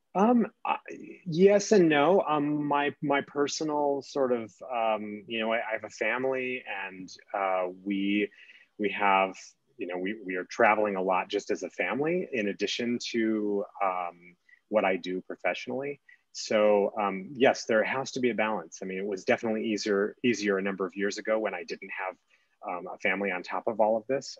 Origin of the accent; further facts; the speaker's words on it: California, United States; now in Colorado, United States; I grew up in California